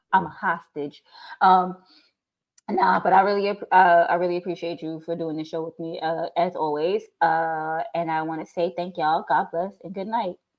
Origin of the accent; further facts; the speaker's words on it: New York, United States; moved away; From New York.